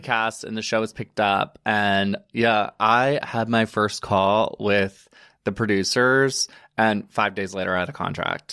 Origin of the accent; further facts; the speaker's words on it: Alabama, United States; moved away as an adult; also born or lived in Chattanooga, Tennessee; now in New York, United States; I am originally from Private, Alabama, which is a small little town. Um, grew up there, born and raised.